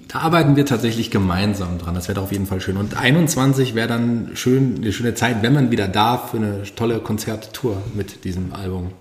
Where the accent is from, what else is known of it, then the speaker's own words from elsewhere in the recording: Fulda, Hesse, Germany; also born or lived in Berlin; Ich bin gebürtiger Fuldaer, liebe Fulda tatsächlich immer noch